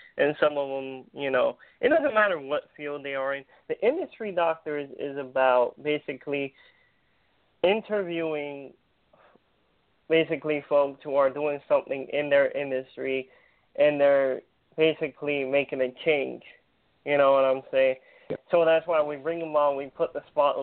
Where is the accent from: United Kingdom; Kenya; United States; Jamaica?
United States; California; I'm from California